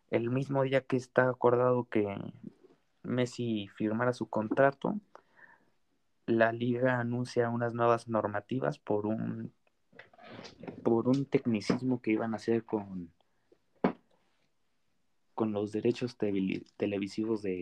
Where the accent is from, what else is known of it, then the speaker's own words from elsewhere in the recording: Madrid, Community of Madrid, Spain; la verdad yo que soy de Madrid me dolió que que se fuera la Liga española